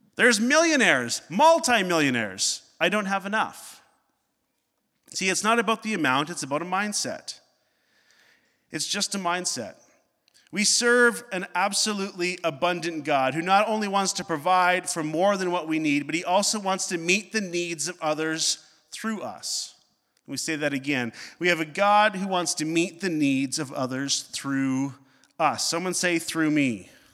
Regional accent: Northern Ontario, Canada; growing up in Northern Ontario.

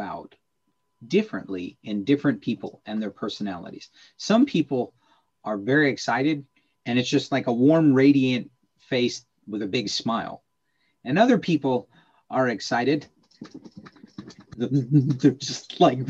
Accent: United States; As a North American, as an American in particular

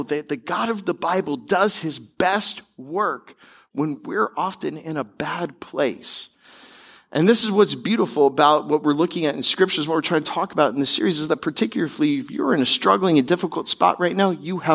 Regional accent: Tampa, Florida, United States; also born or lived in Seattle, Washington / Denver, Colorado; now in South Florida, United States; we eventually moved to Tampa, Florida, where I grew up and spent most of my childhood

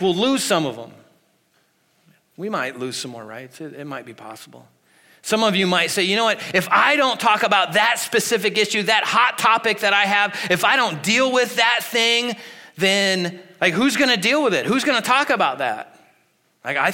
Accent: United States; we as American Christians

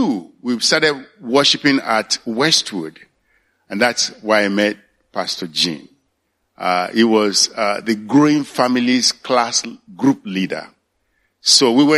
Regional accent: Nigeria; moved away as an adult; also born or lived in Pomona, California; now in United States; I'm from Nigeria, born and raised in Nigeria.

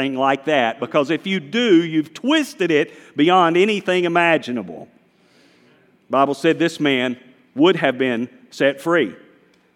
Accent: Walnut Cove?, North Carolina, United States; accent: Southern; I was born in Wahlberg, North Carolina, and this is how we talk in Wahlberg

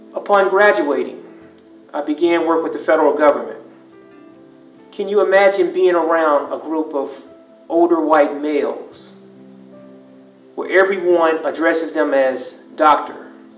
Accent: Louisiana, United States; moved away as an adult; also born or lived in Virginia; I grew up in the South, in the state of Louisiana.

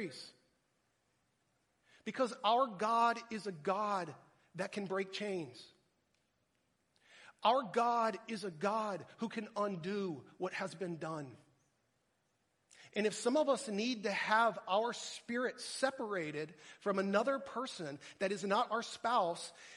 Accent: Texas, United States; moved away as an adult; also born or lived in Minnesota; I'm from Texas

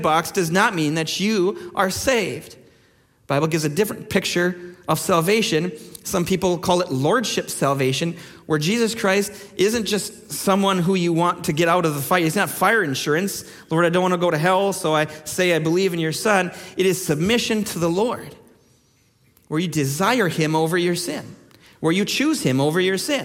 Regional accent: Minnesota, United States; moved away; In Minnesota, where I come from

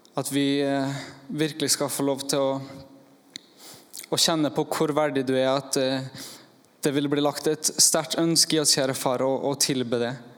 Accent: Norway; jeg kommer fra Eidsvågen

